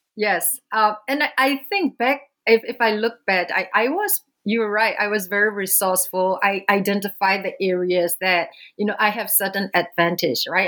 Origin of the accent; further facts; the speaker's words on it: Myanmar; moved away; I was born and raised in Burma, uh, which is now known as Myanmar